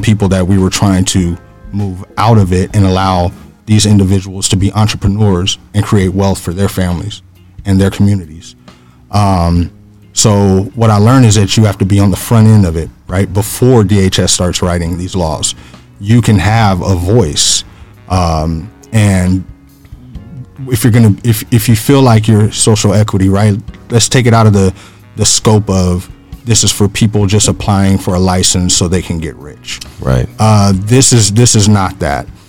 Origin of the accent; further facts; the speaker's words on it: Phoenix, Arizona, United States; originally I grew up in the Maryvale area here in Phoenix